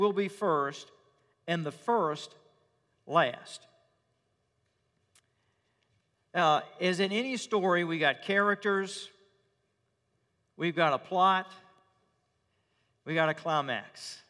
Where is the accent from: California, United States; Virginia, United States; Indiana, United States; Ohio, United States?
Virginia, United States; Richmond; When I was growing up as a boy in my hometown of Richmond